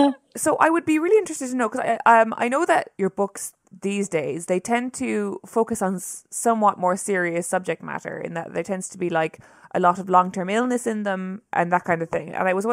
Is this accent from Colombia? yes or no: no; Ireland; my experience as a Irish novelist who is writing books that are primarily read by English people